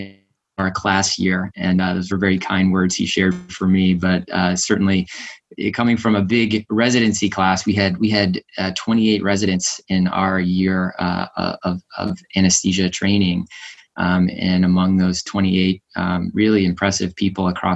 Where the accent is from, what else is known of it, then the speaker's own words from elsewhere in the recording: New Hampshire, United States; also born or lived in Boston, Massachusetts, United States; I was born in Boston, grew up in New Hampshire.